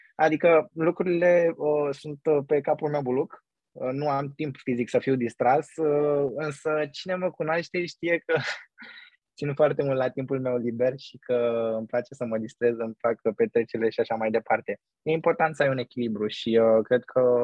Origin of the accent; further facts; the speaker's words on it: Romania; moved away as an adult; now in New York, United States; când stăteam acasă în România